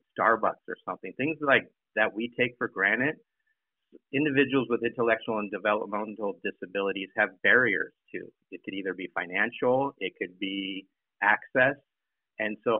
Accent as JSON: {"language": "English", "town": "San Diego", "region": "California", "country": "United States", "moved": "as an adult", "said": "I'm originally from San Diego, left for the military and then college"}